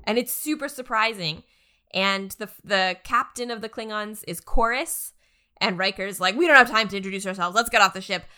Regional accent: Canada; as a Canadian

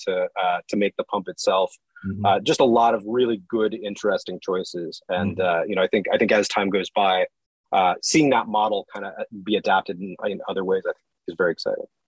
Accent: San Francisco, California, United States; moved away; also born or lived in Tennessee / North Carolina; we're originally from San Francisco

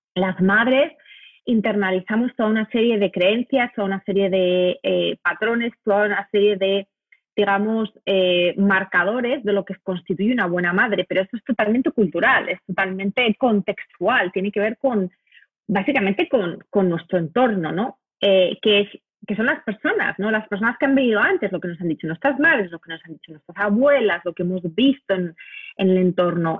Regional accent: Madrid, Community of Madrid, Spain; moved away as an adult; also born or lived in United States / Africa; Yo soy española de nacimiento, me crié en, Madrid, soy madrileña, pero vine a Estados Unidos a, hacer una maestría

